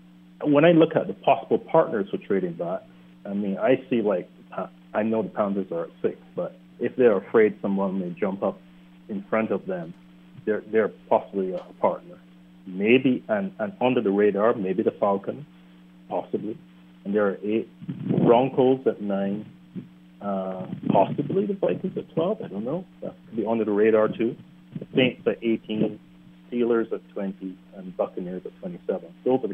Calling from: Barbados; also born or lived in New York; calling from Barbados.

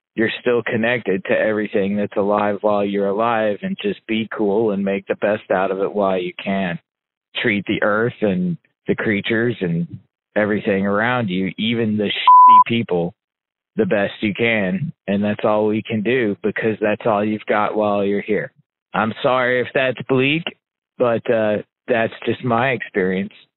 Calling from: Indianapolis, Indiana, United States; I'm calling you from Indianapolis, Indiana.

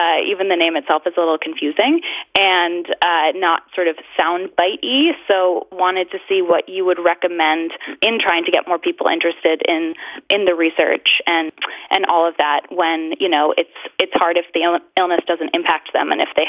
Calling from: Ipswich, Massachusetts, United States; I'm calling from Ipswich, Massachusetts.

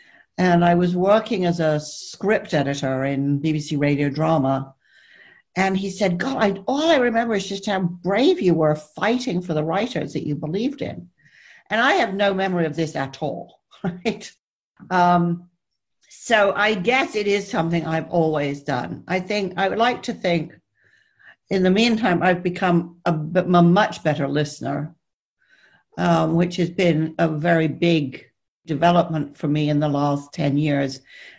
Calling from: South West England, United Kingdom; I'm speaking from deepest, darkest Somerset, where I have locked down, which, as it turns out, is a perfectly lovely place to be.

